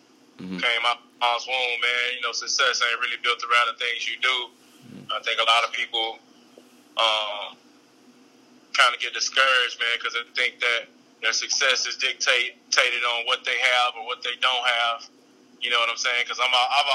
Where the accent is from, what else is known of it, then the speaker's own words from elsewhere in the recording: Redwater, Texas, United States; also born or lived in Texarkana, Texas; I grew up actually in a small town of Redwater, Texas, 15 miles away from Texarkana